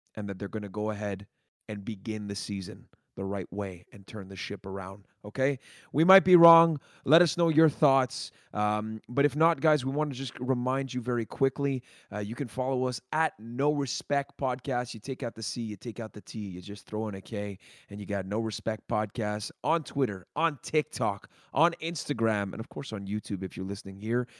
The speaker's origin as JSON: {"language": "English", "town": "Montreal", "region": "Quebec", "country": "Canada", "said": "we're from Montreal"}